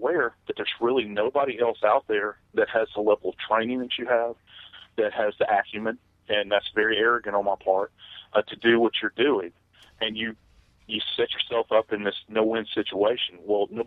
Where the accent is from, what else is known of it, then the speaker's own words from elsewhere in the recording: New Orleans, Louisiana, United States; moved away; It's my hometown